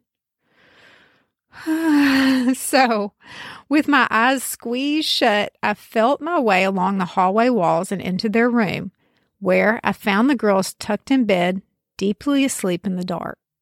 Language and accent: English; the South, United States; accent: backwoods Southern; I'm from the South. You might even be able to tell from my accent that the specific region is backwoods